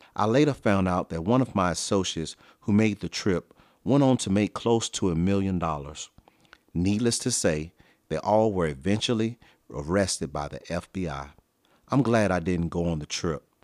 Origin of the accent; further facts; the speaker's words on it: Virginia, United States; I was raised in one of the roughest neighborhoods of my hometown in Virginia